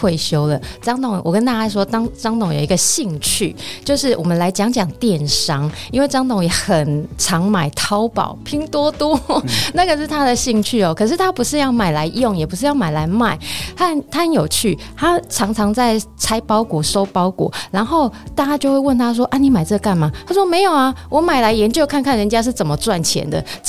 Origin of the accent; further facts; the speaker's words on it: Taiwan; 那很多他们是去学习欧美国家的技术，或者是我们台湾人，或者是其他国家带过去